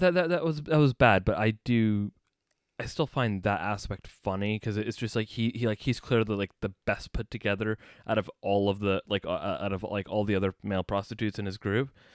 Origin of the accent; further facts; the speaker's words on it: United States; moved away as an adult; now in United Kingdom; as an American